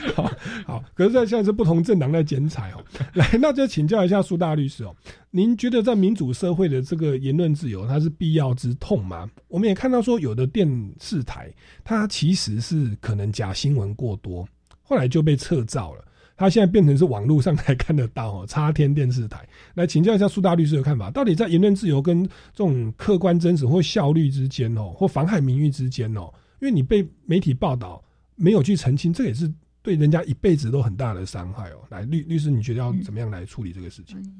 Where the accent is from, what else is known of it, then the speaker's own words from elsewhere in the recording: Taiwan; 我们台湾人